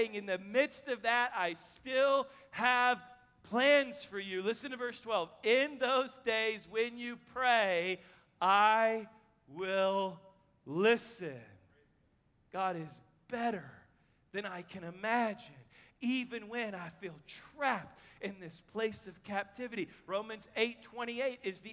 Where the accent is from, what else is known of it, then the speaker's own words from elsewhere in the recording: Kansas City, Missouri, United States; now in Texas, United States; I'm from Kansas City